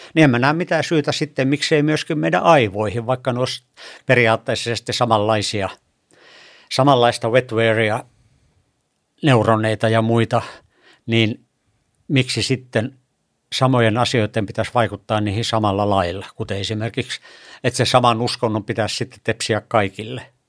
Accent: Kemi and Sodankylä, Lapland, Finland; moved away as an adult; also born or lived in Turku, Finland; mä tulin tuolta pohjoisesta Kemistä ja Sodankylästä

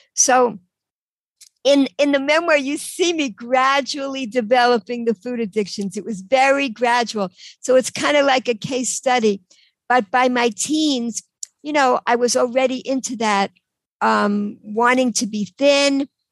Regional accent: New York, United States; accent: New York; moved away as an adult; also born or lived in Cambridge, Massachusetts / Israel; now in Baltimore, United States; In New York, you could probably tell from my accent. So, um, till I was 18, I was in New York um, in this little apartment in Queens

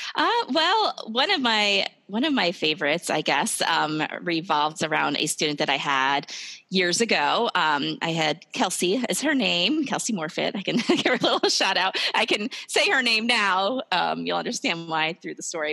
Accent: New Jersey, United States; moved away as an adult; now in Ohio, United States; I'm originally from New Jersey

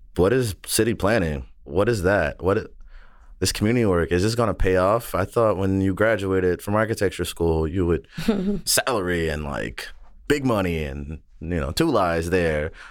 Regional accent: the South, United States; I'm from the South

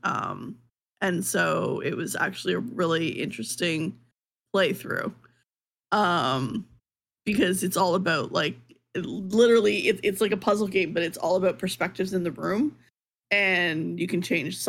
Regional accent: Canada; as a Canadian

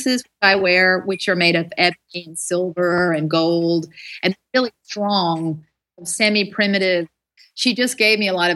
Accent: near Raleigh, North Carolina, United States; moved away; also born or lived in Berlin; I grew up in a little trailer in North Carolina near Raleigh.

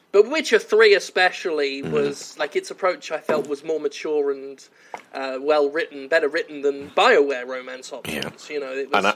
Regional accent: United Kingdom; being British

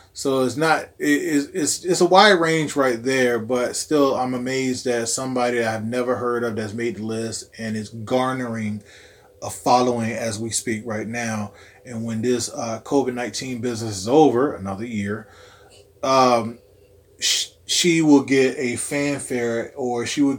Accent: New York, United States; also born or lived in Virginia; Like, I know I'm from New York and to Virginia

